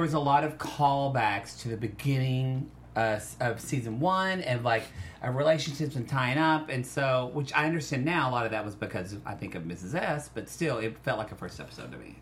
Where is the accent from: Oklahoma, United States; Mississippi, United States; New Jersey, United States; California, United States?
Oklahoma, United States; I am from Oklahoma